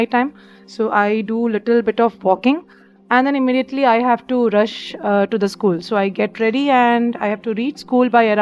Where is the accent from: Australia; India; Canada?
India; Bihar, Jharkhand; born or raised there; moved away as an adult; also born or lived in Ernakulam, Kerala / Bhopal, Madhya Pradesh; now in Mumbai, India